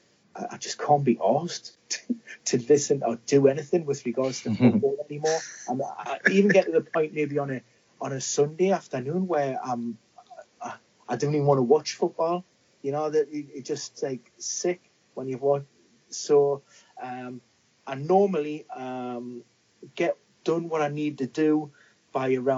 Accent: Newcastle upon Tyne, North East England, United Kingdom; being a Geordie

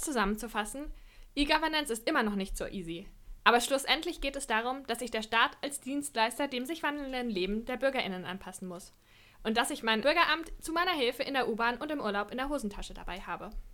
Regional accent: Lower Franconia, Bavaria, Germany; moved away as an adult; also born or lived in Netherlands; ich komme aus einem kleinen Dorf in Unterfranken

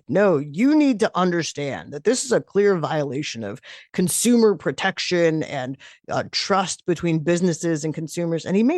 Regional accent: New York, United States; I'm a New Yorker.

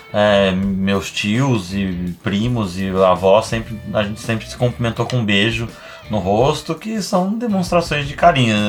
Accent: São Paulo, Brazil; moved away as an adult; now in Porto Alegre, Brazil; eu sou de São Paulo, na verdade. Eu vim pra cá, pra Porto Alegre, pra fazer meu doutorado

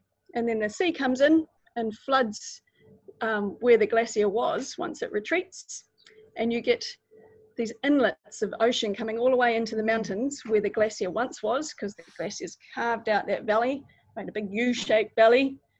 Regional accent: Otago, New Zealand; I'm from Otago, and I do lots of exploring around a place called Fiordland.

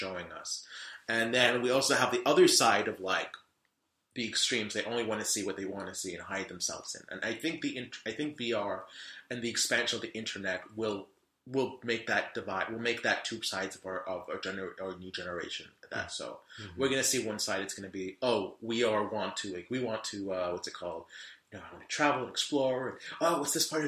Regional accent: London, United Kingdom; moved away; also born or lived in Charlotte, North Carolina; I was born and raised in London in the UK.

